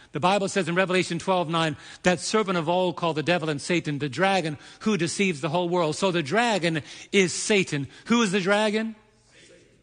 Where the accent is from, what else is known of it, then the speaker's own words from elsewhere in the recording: New York, United States; the energetic New Yorker that I can be